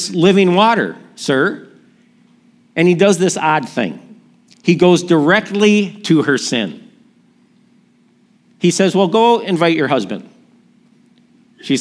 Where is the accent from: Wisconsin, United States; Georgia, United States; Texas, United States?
Wisconsin, United States; Milwaukee; my hometown, Milwaukee